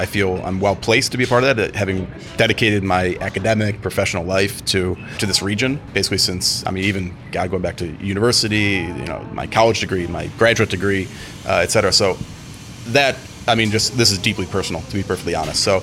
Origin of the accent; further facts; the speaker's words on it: Cleveland, Ohio, United States; I come from the U.S., right? I'm I'm from Cleveland, Ohio originally, right?